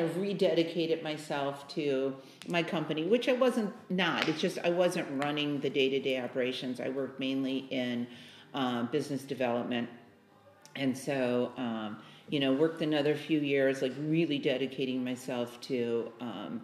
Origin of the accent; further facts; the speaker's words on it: Chicago, Illinois, United States; moved away as an adult; also born or lived in San Jose, California; I was born and raised in Chicago